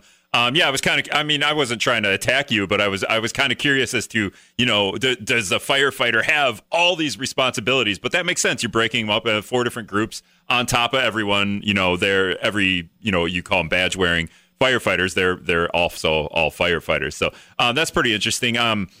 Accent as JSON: {"language": "English", "town": "Appleton", "region": "Wisconsin", "country": "United States", "said": "I'm from Appleton"}